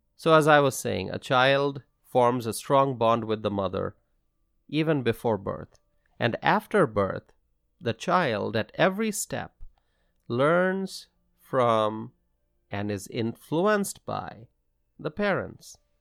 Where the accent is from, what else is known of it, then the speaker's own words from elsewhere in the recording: Dhaka, Dhaka Division, Bangladesh; now in Wisconsin, United States; I grew up in Bangladesh. I attended English medium schools. And growing up in the city of Dhaka